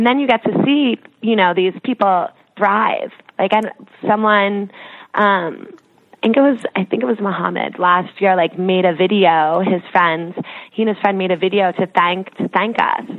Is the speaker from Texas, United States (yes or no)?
no; outside New York, New Jersey, United States; also born or lived in London; I grew up outside of New York and New Jersey